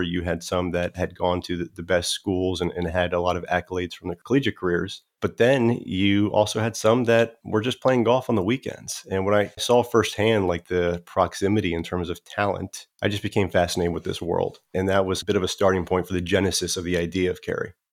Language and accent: English; South Florida, United States; I grew up in South Florida